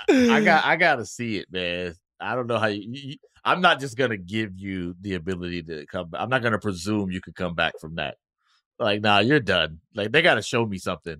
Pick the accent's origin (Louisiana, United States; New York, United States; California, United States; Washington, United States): California, United States; Oakland; I grew up in Oakland